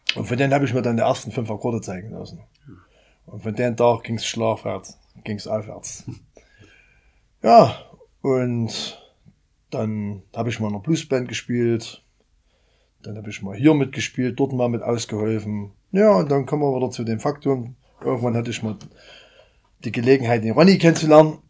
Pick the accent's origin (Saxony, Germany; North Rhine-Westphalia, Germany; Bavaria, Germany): Saxony, Germany; Meerane; ich komme aus Merane, bin 50 Jahre alt